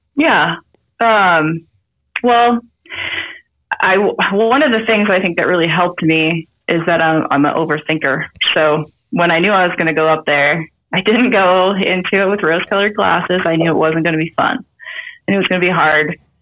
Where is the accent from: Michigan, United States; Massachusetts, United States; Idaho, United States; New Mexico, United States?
Idaho, United States; now in Montana, United States; I live in Montana. I was born and raised in Idaho